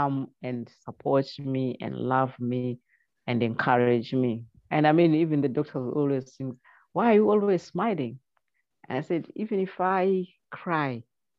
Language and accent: English; Zimbabwe; moved away; I come from Zimbabwe.